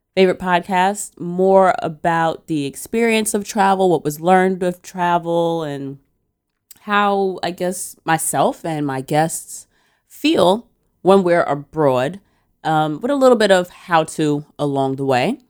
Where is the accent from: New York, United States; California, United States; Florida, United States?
New York, United States; as a New Yorker